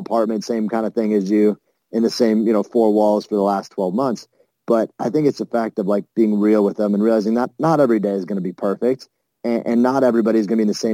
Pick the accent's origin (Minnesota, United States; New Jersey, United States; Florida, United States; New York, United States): New York, United States; Buffalo; I'm from Buffalo